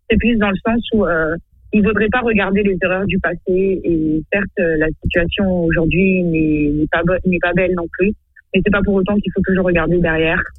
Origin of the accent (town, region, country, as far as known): Madagascar; born or raised there